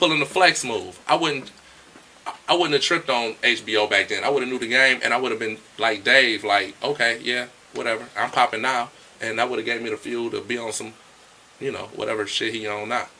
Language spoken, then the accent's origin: English; Detroit, Michigan, United States; I'm from Detroit and I love Detroit. I love Detroit.